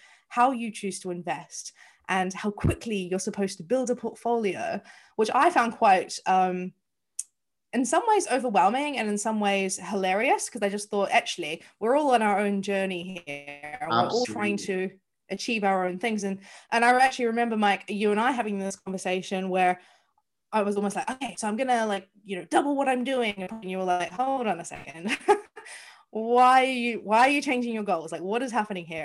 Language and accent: English; New Zealand; moved away as an adult; now in London, United Kingdom; As you can probably hear from my accent, I am not from the UK. I am from New Zealand. I have lived here 14 years